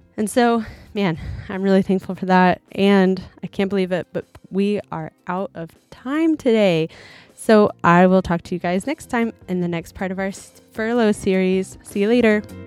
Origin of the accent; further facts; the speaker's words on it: Oklahoma, United States; moved away as an adult; now in Japan; we're from Oklahoma.